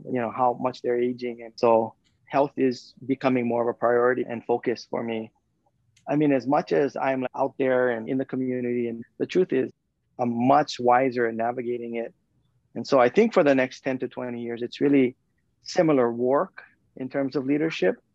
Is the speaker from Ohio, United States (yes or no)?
no; Kauai, Hawaii, United States; we're a group of 5 men from Kauai